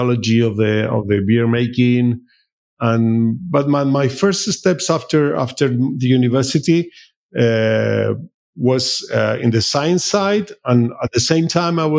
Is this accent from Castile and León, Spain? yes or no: yes; Salamanca, Castile and León, Spain; also born or lived in Sequeros, Sierra de Francia; I was born here in Salamanca, and but also I spent every weekend and all the summers in the village for my ancestors, which is in Sequeros, in Sierra de Francia